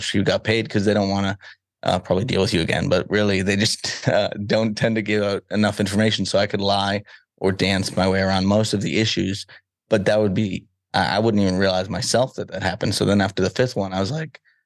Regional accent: Salem, Massachusetts, United States; I grew up in Salem, Massachusetts, so the Witch City

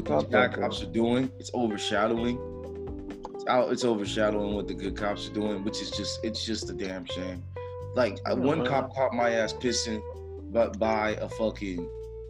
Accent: Miami, Florida, United States; moved away; I'm coming from Miami

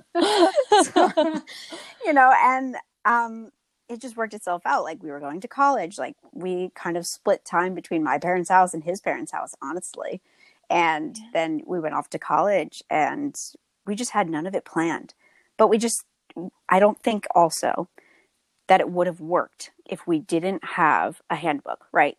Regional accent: Tewksbury, New Jersey, United States; I'm currently living in my hometown of Tewksbury

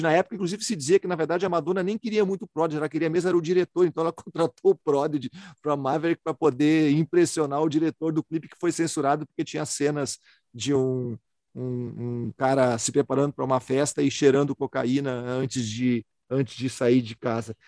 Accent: Porto Alegre, Rio Grande do Sul, Brazil; eu sou de uma cidade de Porto Alegre

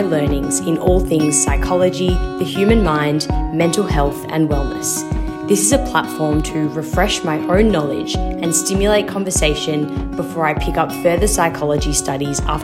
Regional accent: Melbourne, Victoria, Australia; also born or lived in Sydney; I moved back from Sydney to Melbourne and I was just a bit lost. I left a job that I really did love, to be honest, in Sydney, but I just needed to come home for a bit

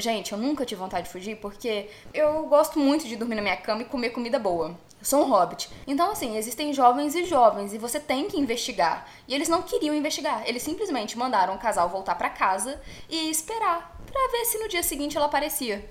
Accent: Minas Gerais, Brazil; E eu sou mineira

